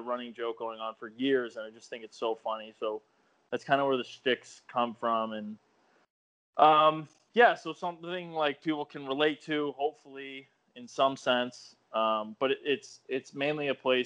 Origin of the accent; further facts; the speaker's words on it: Chicago, Illinois, United States; also born or lived in East Coast; I'm from the Chicago area. I don't live far from the field. And I've always grown up in this area.